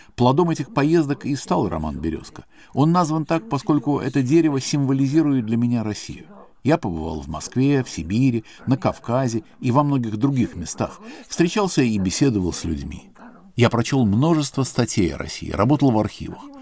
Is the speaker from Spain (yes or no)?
yes; Spain; мне довелось самому пережить в детстве в Испании